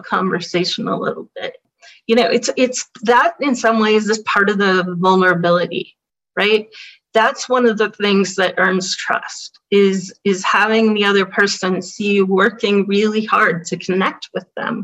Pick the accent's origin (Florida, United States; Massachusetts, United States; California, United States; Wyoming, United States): California, United States; Berkeley; I'm a liberal from Berkeley.